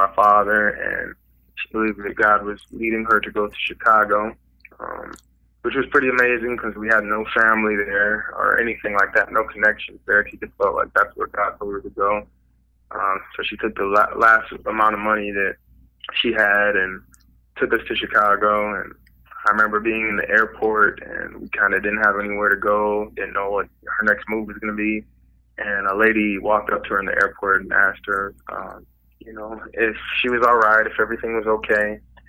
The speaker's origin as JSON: {"language": "English", "town": "Wiesbaden", "region": "Hesse", "country": "Germany", "tie": "born there", "also_born_or_lived": "Fort Polk, Louisiana", "said": "But I was born in Wiesbaden, Germany. My mother's German."}